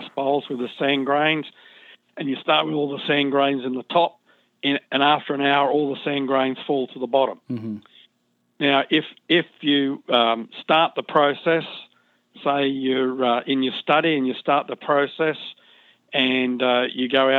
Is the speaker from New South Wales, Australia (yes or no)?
yes; Sydney, New South Wales, Australia; I was born and raised in Sydney, Australia